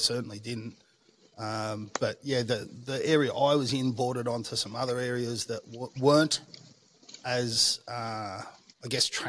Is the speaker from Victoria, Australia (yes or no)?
yes; Melbourne, Victoria, Australia; so I grew up in a suburban area. I would say that broadly speaking, it was like a standard middle classish type area.